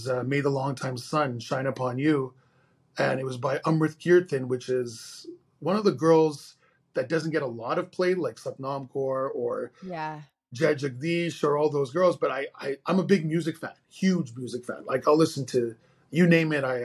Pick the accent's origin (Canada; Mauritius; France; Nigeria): Canada; Montreal, Quebec; I'm born and raised in Montreal, Canada